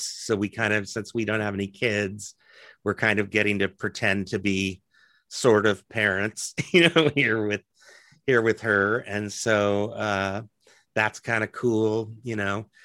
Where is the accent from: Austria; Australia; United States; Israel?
United States; Lincoln, Nebraska; moved away as an adult; also born or lived in Athens, Georgia / New York / Los Angeles; now in Omaha, United States; I really liked growing up in Lincoln